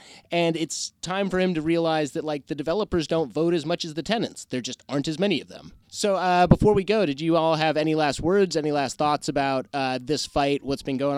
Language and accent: English; Los Angeles, California, United States; I grew up in Pacific Palisades in Santa Monica. So I was like 8